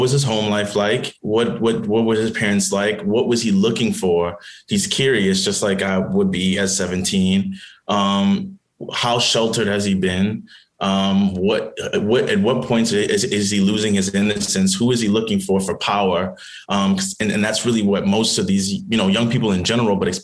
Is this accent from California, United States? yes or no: no; New Orleans, Louisiana, United States; I grew up in New Orleans